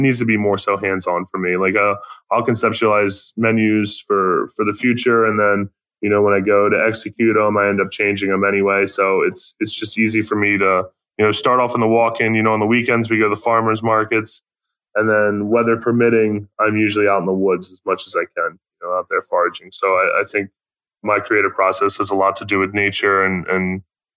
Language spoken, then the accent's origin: English; Baltimore, Maryland, United States; moved away; I'm from Baltimore